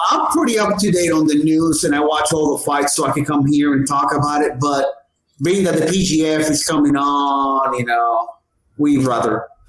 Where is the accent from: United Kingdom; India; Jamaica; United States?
Jamaica; I'm Jamaican, so I gotta keep the lights on.